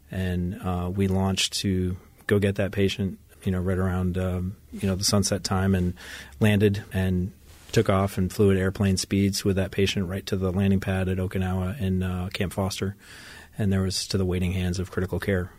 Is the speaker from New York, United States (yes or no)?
yes; Ithaca, New York, United States; moved away as an adult; also born or lived in Japan; now in San Diego, United States; I'm originally from upstate New York, uh, Ithaca, New York